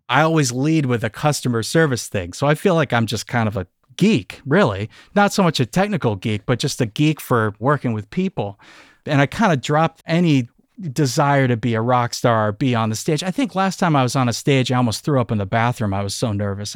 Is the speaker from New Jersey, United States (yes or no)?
no; Amherst, Massachusetts, United States; I grew up just outside of Amherst, Massachusetts, so we're in the western part of the state